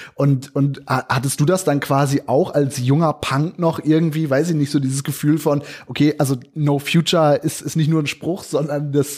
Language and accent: German; Germany; moved away; gar nicht so weit weg von da, wo ich aufgewachsen bin, aber doch noch mal auf der anderen Seite quasi des, also auf, äh, im großen Umkreis der anderen Seite des Jadebusens